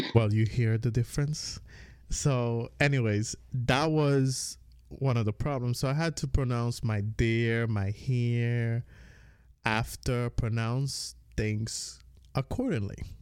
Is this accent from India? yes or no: no; U.S. Virgin Islands; accent: Caribbean; moved away as an adult; I grew up on the Virgin Islands. I mean, I was born, grew up, whatever. I moved out when I was nineteen